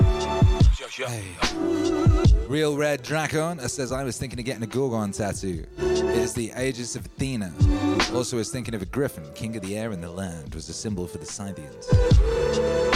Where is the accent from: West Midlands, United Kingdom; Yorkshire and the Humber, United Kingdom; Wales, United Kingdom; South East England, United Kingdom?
Wales, United Kingdom; I was brought up in Wales.